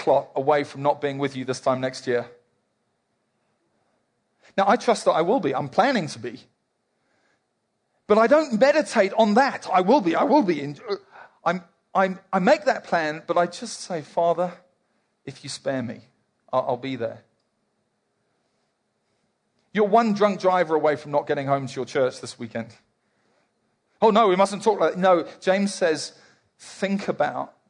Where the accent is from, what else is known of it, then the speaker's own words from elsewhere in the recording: South Africa; Mostly here we're South African